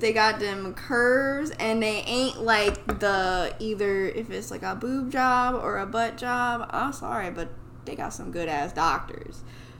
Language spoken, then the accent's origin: English; Dayton, Ohio, United States; Shout out to my hometown, Dayton, Ohio.